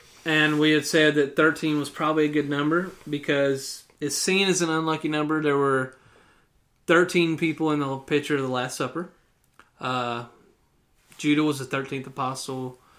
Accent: Alabama, United States; I'm from Alabama.

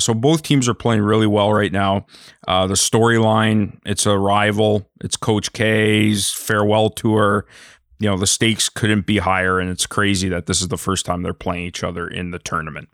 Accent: Canada; I'm Canadian

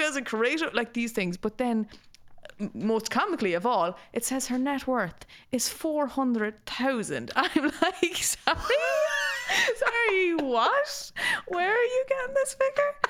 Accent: Ireland; growing up in the country

